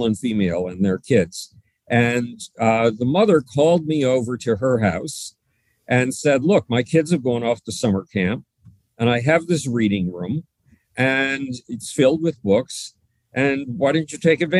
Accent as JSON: {"language": "English", "town": "Buffalo", "region": "New York", "country": "United States", "tie": "born or raised there", "said": "Buffalo, New York, my hometown"}